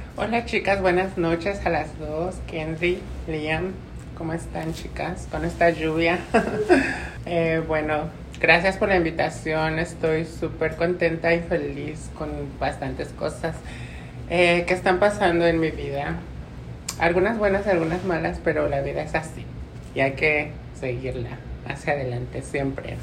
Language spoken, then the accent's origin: Spanish; Mexico City, Mexico; moved away as an adult; now in New York, United States; soy de México, Ciudad de México. Em, he vivido aquí en Nueva York por 22 años